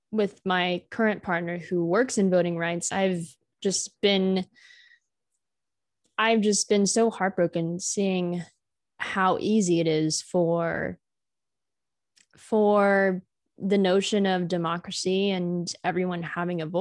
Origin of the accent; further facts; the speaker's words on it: California, United States; I'm coming from California. It's a completely different political landscape.